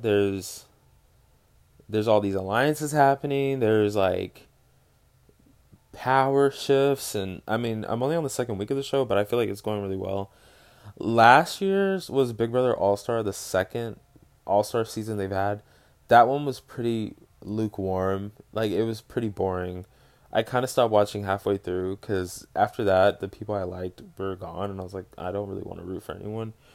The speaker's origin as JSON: {"language": "English", "town": "Dallas", "region": "Texas", "country": "United States", "said": "I'm from Dallas"}